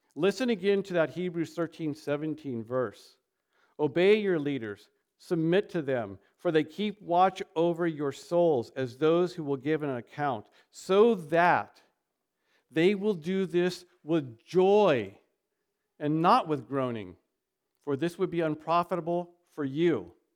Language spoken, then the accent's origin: English; United States; we are an American